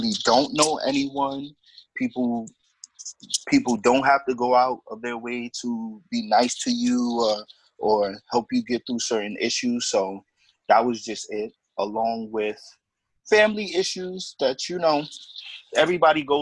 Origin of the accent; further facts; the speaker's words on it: New York City, New York, United States; I'm from the Bronx, born and raised in the Bronx